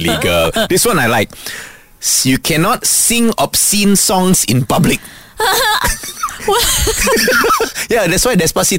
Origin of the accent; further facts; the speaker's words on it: Malaysia; He was like, where are you from? I said, I'm from Malaysia.